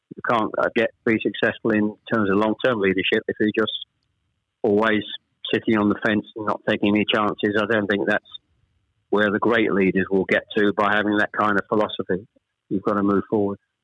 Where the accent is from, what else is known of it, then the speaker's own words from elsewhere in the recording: Chelmsford, East of England, United Kingdom; also born or lived in Ashton-under-Lyne, North West England; I was born in Ashton under Lyne. We actually moved south to Chelmsford when I was probably I was the eldest of three when I was probably about seven or eight